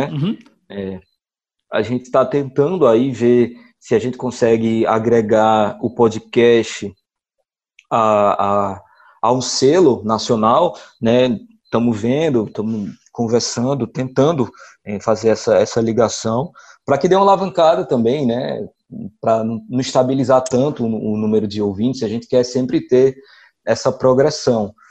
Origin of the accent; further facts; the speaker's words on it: Ceará, Brazil; accent: Cariri; A gente vai fazer um podcast do Cariri com o nosso sotaque, mas a gente não vai se prender a dizer que o Cariri é bonito, tem belas paisagens e o Padre Cícero está aqui no Juazeiro